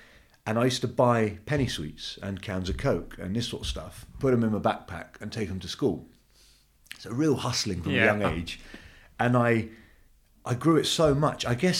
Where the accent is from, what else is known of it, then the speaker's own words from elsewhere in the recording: London, United Kingdom; also born or lived in Turkey; So I came to England when I was two, so I don't know any different.